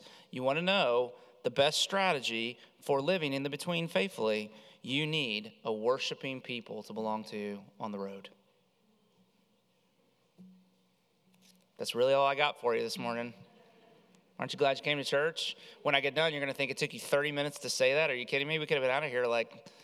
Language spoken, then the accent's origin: English; the South, United States; I'm from the South